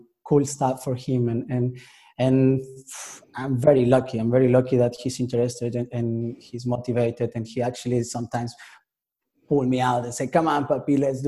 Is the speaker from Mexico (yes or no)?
yes; Mexico; now in Paris, France; I'm from Mexico originally